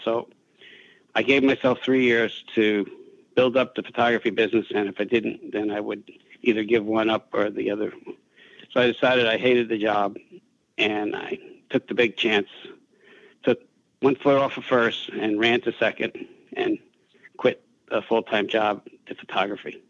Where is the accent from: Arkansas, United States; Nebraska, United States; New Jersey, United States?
New Jersey, United States; I was a kid from Jersey, high school dropout